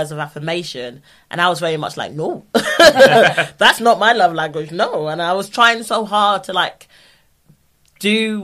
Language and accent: English; London, United Kingdom; I'm from South London